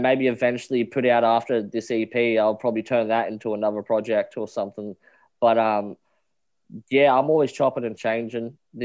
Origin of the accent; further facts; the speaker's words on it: Muswellbrook, New South Wales, Australia; also born or lived in Brisbane, Queensland; I'm back in my hometown in New South Wales now. I'm originally from New South Wales, but I done my dash in Brisbane for about 5 years.